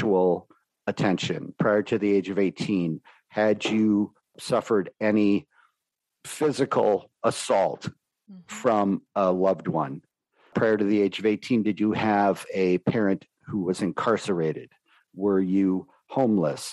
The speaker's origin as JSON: {"language": "English", "town": "New York City", "region": "New York", "country": "United States", "tie": "born or raised there", "said": "my early childhood growing up in New York City"}